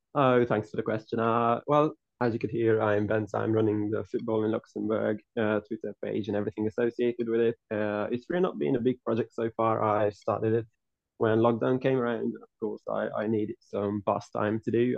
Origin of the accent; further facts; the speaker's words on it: Hungary; I'm from Hungary. I was, I was born and raised there